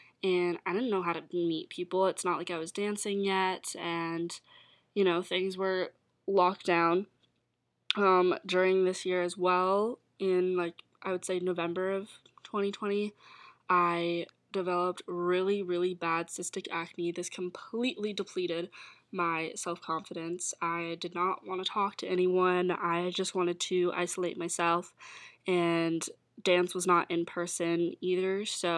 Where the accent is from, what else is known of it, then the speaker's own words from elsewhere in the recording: Calgary, Alberta, Canada; Ontario is where I moved to. I was moving from Alberta, and in Calgary, it was a lot more laid back and chill with the rules and restrictions for COVID.